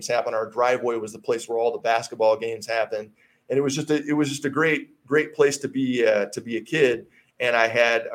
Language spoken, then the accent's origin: English; Hastings, Michigan, United States; moved away as an adult; also born or lived in Colorado; Hastings, my hometown where I grew up